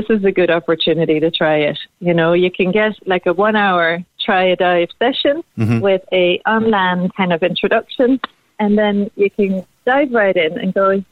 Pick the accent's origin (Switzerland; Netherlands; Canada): Netherlands; Amsterdam, North Holland; now in Cork, Ireland; I'm from Amsterdam originally in the Netherlands, and we are very used to being on the water in the Netherlands, you know, and it's something that you grow up